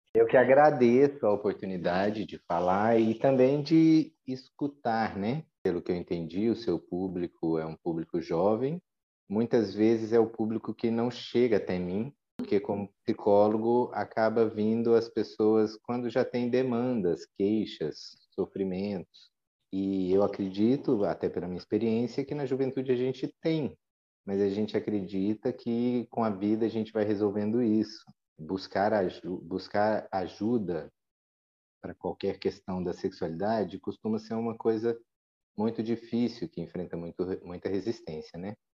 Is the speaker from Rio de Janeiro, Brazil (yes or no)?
no; Goiânia, Goiás, Brazil; hoje eu resido em Goiânia, que é a cidade natal da minha mãe, mas onde eu me criei a partir dos três anos até terminar a faculdade